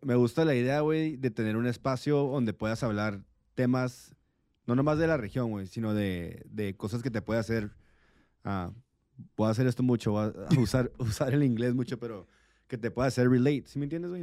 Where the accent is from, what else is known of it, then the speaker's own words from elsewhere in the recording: Tijuana, Baja California, Mexico; also born or lived in San Diego; soy nacido en San Diego, criado en Tijuana. Una persona fronteriza hecha y derecha.